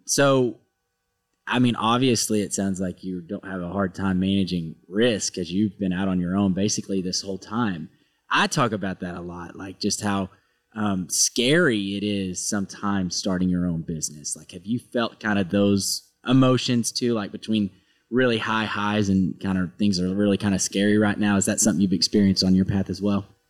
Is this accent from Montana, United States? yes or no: no; Arkansas, United States; moved away; I'm from a really small town in Arkansas